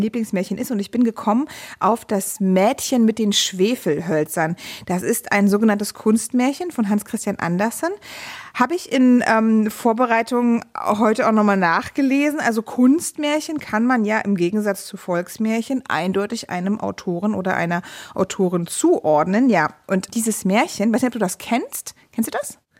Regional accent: Brandenburg, Germany; ich bin äh, Brandenburgerin, also so quasi letzte Spuren der DDR haben sich da bei uns noch zu Hause befunden

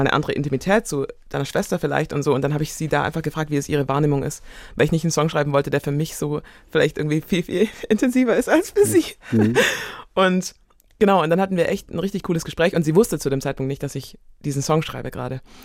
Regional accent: Biberach an der Riss, Baden-Württemberg, Germany; also born or lived in Karlsruhe; Ich bin Deutsche, ich bin hier groß geworden, ich bin hier mhm. geboren.

